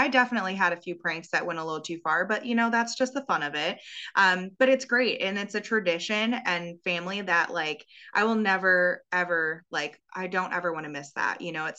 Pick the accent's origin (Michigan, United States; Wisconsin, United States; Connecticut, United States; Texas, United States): Wisconsin, United States; obviously growing up in Wisconsin, that nine day gun deer season, it's like a literal holiday here.